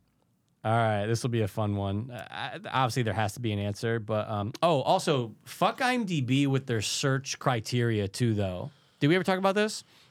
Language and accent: English; United States; we're American